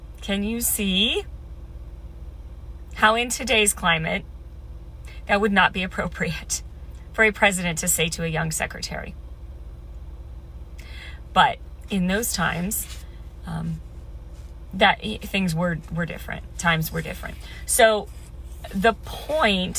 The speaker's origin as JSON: {"language": "English", "region": "Midwest", "country": "United States", "tie": "born or raised there", "said": "I grew up in the Midwest"}